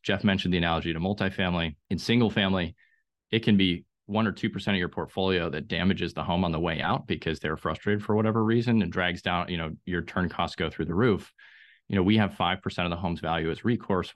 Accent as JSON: {"language": "English", "country": "Austria", "tie": "born or raised there", "moved": "yes", "lives_now": "Raleigh-Durham, United States", "said": "I grew up in Austria, which has maybe the best public transportation on the planet"}